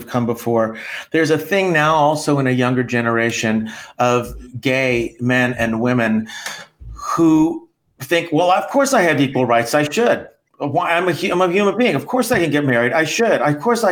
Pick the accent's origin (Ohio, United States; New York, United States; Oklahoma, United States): Oklahoma, United States; moved away; I grew up in Oklahoma, in the Bible Belt